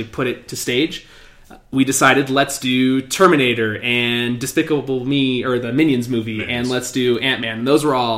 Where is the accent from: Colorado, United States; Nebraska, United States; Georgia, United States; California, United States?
Colorado, United States; We're from Colorado, and we're very proud about